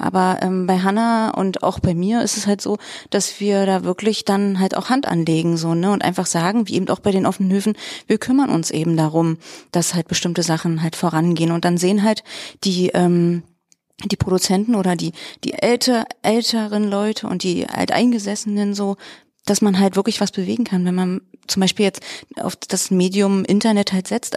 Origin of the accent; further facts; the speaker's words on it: Treuenbrietzen, Brandenburg, Germany; moved away as an adult; also born or lived in Weimar; mein Mann und ich, wir kommen eigentlich aus Träumbrizen und Umgebung